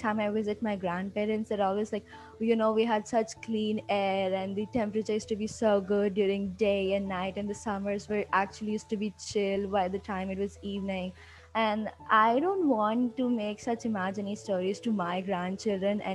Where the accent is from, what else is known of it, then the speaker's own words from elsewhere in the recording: Hyderabad, Telangana, India; I'm from Hyderabad and I'm 16